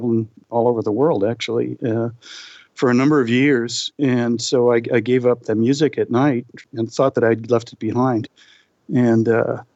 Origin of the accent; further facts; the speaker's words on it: Boston, Massachusetts, United States; Growing up in Boston, as I did